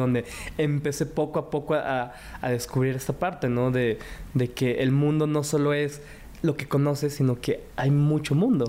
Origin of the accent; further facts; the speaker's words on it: Mexico; Yo soy cuarta generación pero primer generación que nació en México.